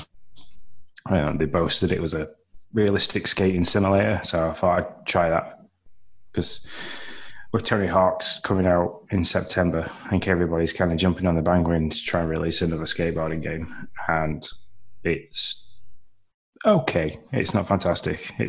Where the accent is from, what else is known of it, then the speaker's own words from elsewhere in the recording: United Kingdom; me being British